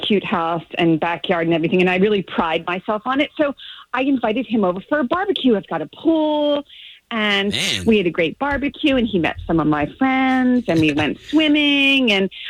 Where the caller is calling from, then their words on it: Ormond Beach, Florida, United States; Ormond Beach.